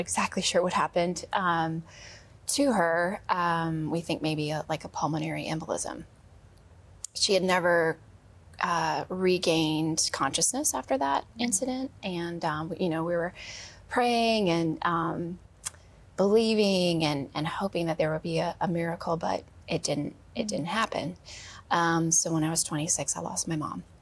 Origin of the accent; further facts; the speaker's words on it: Wisconsin, United States; I grew up in Wisconsin